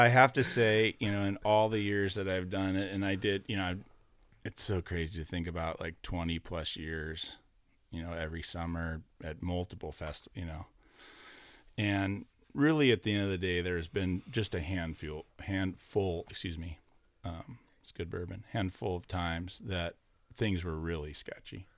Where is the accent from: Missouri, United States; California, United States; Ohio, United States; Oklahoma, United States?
California, United States; Orange County; as a kid growing up, I was from Orange County